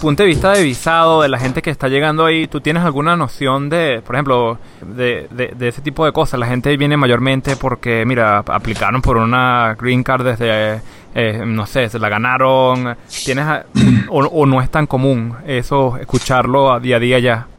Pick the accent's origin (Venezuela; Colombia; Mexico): Venezuela; crecí viendo Isla, el Chihuire